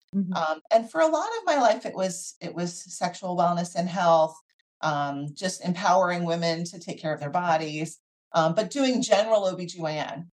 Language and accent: English; Philadelphia, Pennsylvania, United States; So I grew up in the Philadelphia area